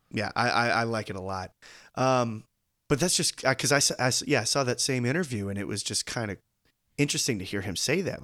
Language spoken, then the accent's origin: English; United States; as an American viewer